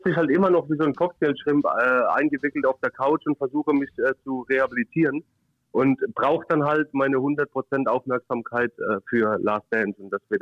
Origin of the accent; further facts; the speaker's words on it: Kiel, Schleswig-Holstein, Germany; Ich als Kieler darf da sowieso nicht drüber reden.